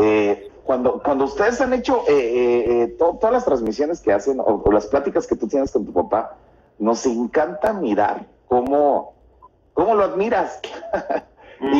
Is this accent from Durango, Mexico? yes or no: no; Xalapa, Veracruz, Mexico; somos, somos de México nosotros somos de Jalapa, Veracruz